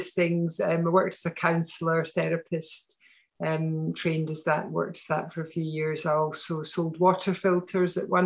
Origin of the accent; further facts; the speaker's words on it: Glasgow, Scotland, United Kingdom; moved away as an adult; now in near Edinburgh, United Kingdom; So I grew up in Glasgow